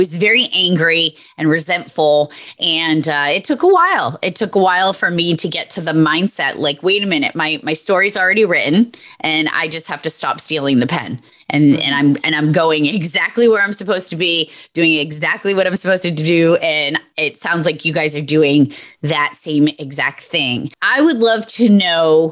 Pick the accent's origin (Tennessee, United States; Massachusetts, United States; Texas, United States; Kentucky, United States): Massachusetts, United States; I'm from Massachusetts.